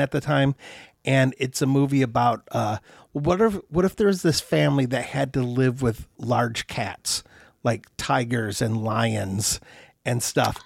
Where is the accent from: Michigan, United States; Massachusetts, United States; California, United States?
Michigan, United States; Troy; Troy, Michigan, my hometown